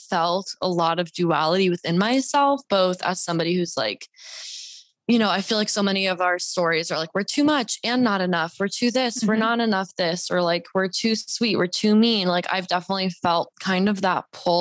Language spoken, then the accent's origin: English; Deep South, United States; also born or lived in Bible Belt; now in Los Angeles, United States; I'm a Mexican Jew. I grew up in the deep South